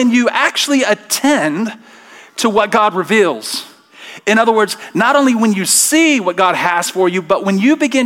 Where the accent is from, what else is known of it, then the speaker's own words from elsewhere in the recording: Alabama, United States; I'm from Alabama